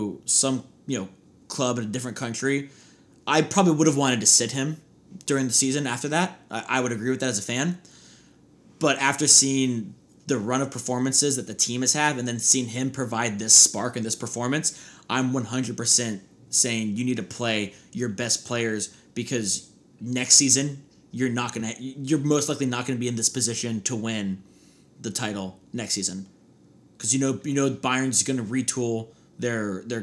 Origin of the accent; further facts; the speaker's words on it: United States; us being American, big American fans